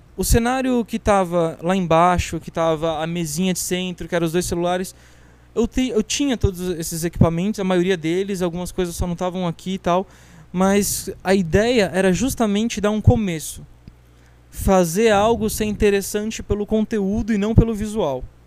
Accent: Barueri, São Paulo, Brazil; eu sou de Barueri

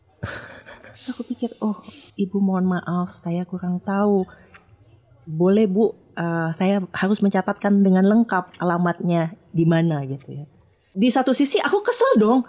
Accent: Lubuklinggau, South Sumatra, Indonesia; moved away as an adult; also born or lived in Jakarta; Aku ini anak daerah, hmm. aslinya dari kota Lubuk Linggau, Sumatera Selatan

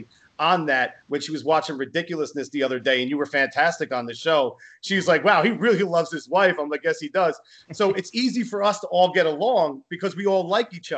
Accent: New Jersey, United States; I'm from Jersey.

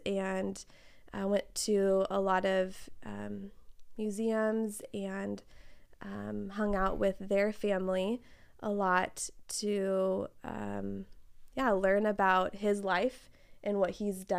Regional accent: Fresno, California, United States; Fresno, here. I mean, hardly any diversity, way far removed from all of that, right?

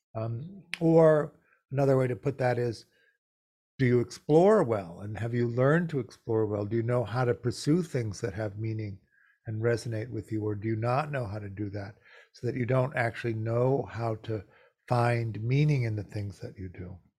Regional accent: Chicago, Illinois, United States; I grew up in Chicago in the 50s.

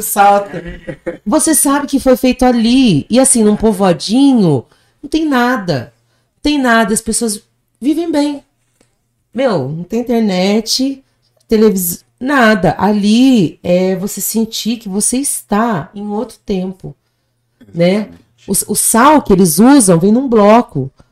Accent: Brazil; also born or lived in Colombia

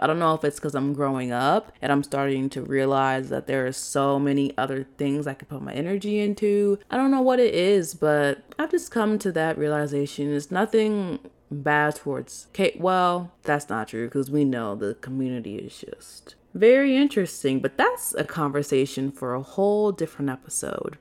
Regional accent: Chicago, Illinois, United States; moved away as an adult; also born or lived in Arizona; I'm from from Chicago

